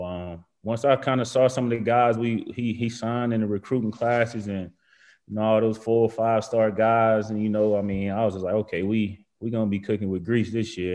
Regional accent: Macon, Georgia, United States; moved away as an adult; also born or lived in Virginia / Alabama; I'm from Georgia.

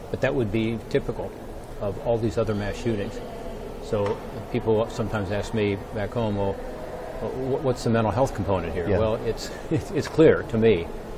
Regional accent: Ohio, United States; It's also very important to my home state of Ohio.

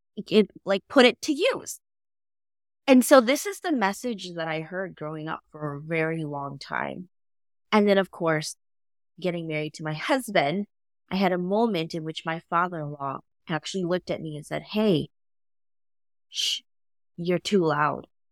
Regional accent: United States; I am Hmong American, so my culture has a huge influence on how I grew up

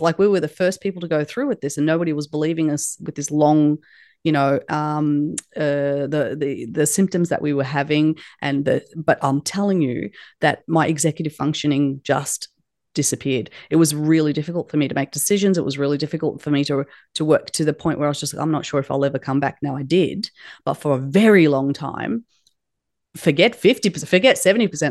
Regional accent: Australia; It is a uh, Turkish name that was unpronounceable by many people when, when I was raised in Australia

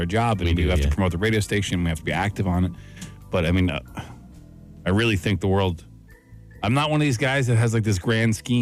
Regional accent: Canada; we're Canadian

